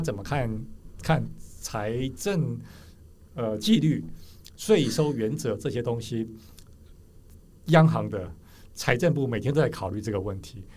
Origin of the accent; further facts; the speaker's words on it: Taiwan; 我们台湾人本来就是很习惯卖肝、努力工作上班的